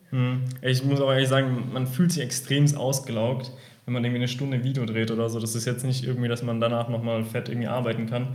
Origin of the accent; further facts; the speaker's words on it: Heidelberg, Baden-Württemberg, Germany; ich komme ja aus Heidelberg